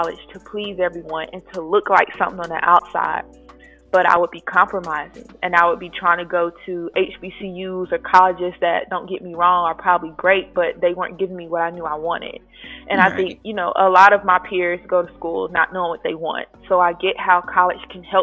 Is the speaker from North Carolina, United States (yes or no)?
yes; Raleigh, North Carolina, United States; moved away as an adult; now in Atlanta, United States; I am a 25-year-old North Carolinian, born and raised in Raleigh, NC. I transitioned to Atlanta, Georgia 5 years ago now